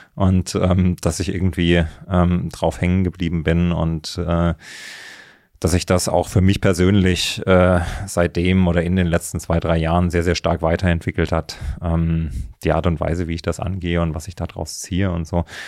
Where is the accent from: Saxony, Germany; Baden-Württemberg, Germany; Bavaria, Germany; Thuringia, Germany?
Thuringia, Germany; moved away as an adult; also born or lived in Leipzig / Berlin; ich bin in, in, in Thüringen aufgewachsen, im Mittelgebirge